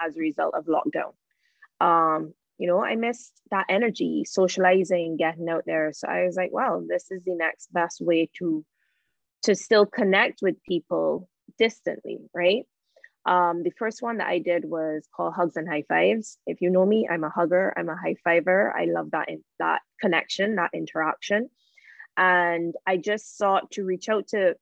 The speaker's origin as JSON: {"language": "English", "country": "Barbados", "tie": "born or raised there", "said": "Born and raised in Barbados, currently in Barbados."}